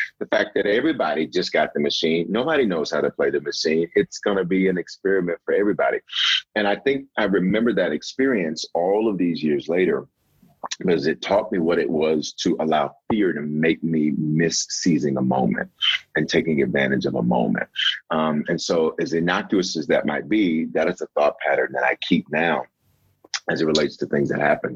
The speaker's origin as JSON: {"language": "English", "town": "Memphis", "region": "Tennessee", "country": "United States", "tie": "born or raised there", "also_born_or_lived": "Denver, Colorado", "moved": "yes", "lives_now": "Aurora, United States", "said": "I was born in Denver, Colorado, and raised in Memphis, Tennessee."}